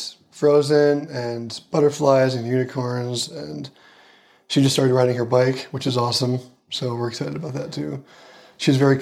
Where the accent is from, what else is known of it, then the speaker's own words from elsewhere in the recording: Minneapolis, Minnesota, United States; now in Colorado, United States; I grew up in Minneapolis, Minnesota